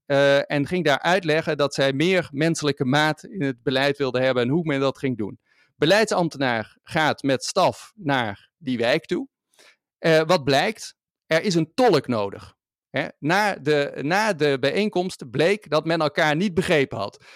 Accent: Maastricht, Limburg, Netherlands; de stad waar ik vandaan kom en waar ik nu ook weer woon

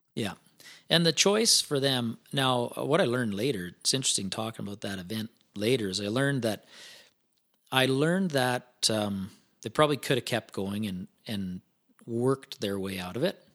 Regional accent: Ponoka, Alberta, Canada; I grew, grew up east of Pinoca, um, so Pinoca, Alberta, twenty miles east of Pinoca on a feedlot

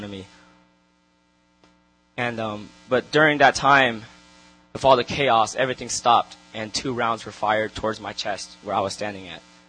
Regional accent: Long Beach, California, United States; I grew up in Long Beach, in the city of Long Beach, in the hood

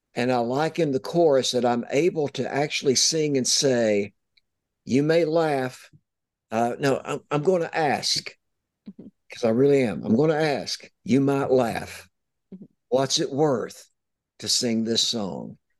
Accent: East Tennessee, United States; I'm from East Tennessee

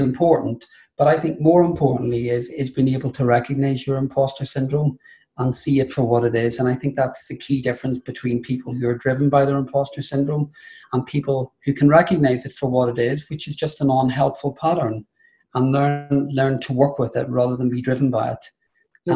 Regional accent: Ireland; being Irish Catholic and throw the gay bit on top

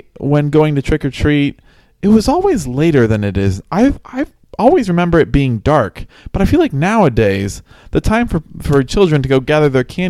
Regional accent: Central Illinois, United States; growing up in Central Illinois

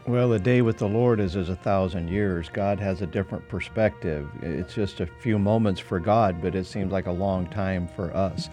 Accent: Nampa, Idaho, United States; my hometown, Nampa, Idaho

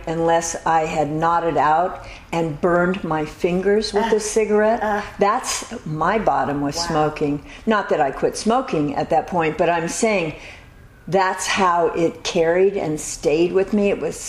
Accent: Los Angeles, California, United States; born or raised there; also born or lived in Burton Way, Beverly Hills area, Los Angeles

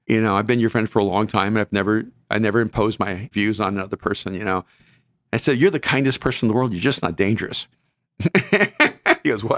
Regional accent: El Salvador; now in Los Angeles, United States; I'm from El Salvador, and I wanna help people who came from my background

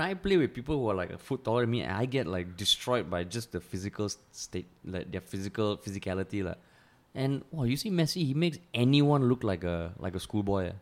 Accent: Singapore; growing up in Singapore

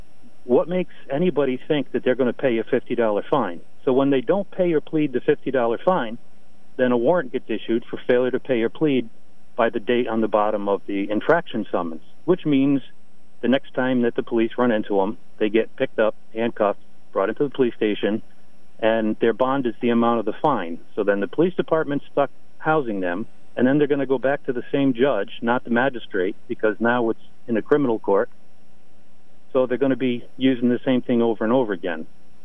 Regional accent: Norwich, Connecticut, United States; I was born and raised in Norwich.

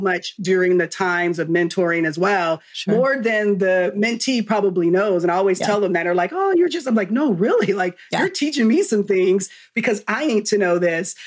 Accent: Southern California, United States; moved away as an adult; now in Texas, United States; born and raised in California, um, Southern Cal, on the opposite side of the track.

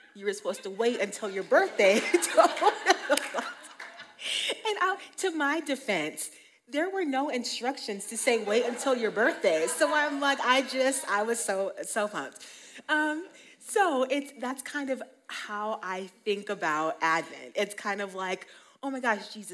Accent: Colorado, United States; also born or lived in Utah; I was born and raised here in Colorado

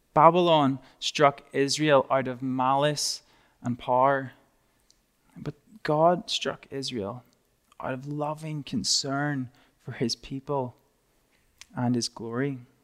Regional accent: Northern Ireland, United Kingdom; moved away; I'm from a little, tiny, small part of the U K called Northern Ireland

